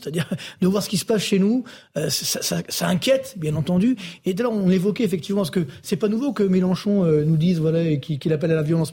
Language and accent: French; Orly, Île-de-France, France; je viens de citer HLM d'Orly